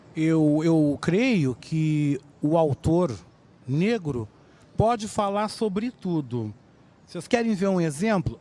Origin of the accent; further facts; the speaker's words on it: Rio Grande do Sul, Brazil; Também mostrando que eu sou um homem do sul. Também ressaltando esse lado de ser gaúcho